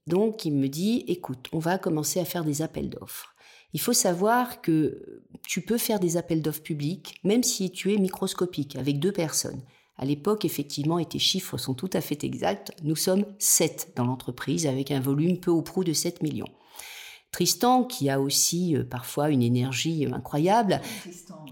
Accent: the South, south of France, France; now in Nice, France; je suis quelqu'un du Sud à la base et en tous les cas de mes origines

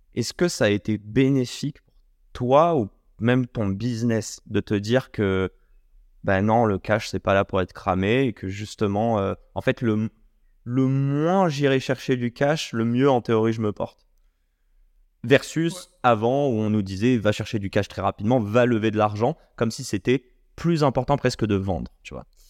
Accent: Morocco; On est marocain.

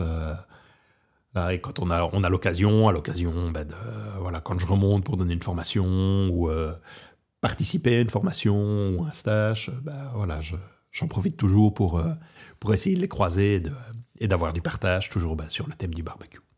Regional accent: Belgium; now in Portugal; je suis au Portugal, je suis originaire de Belgique et je travaille beaucoup sur la France

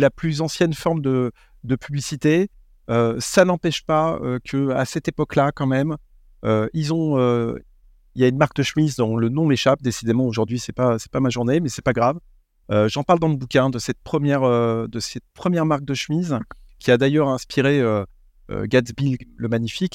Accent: France; On est français

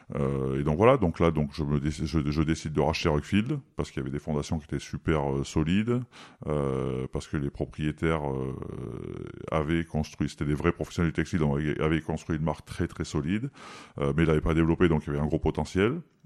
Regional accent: Valence, Auvergne-Rhône-Alpes, France; je suis de Valence

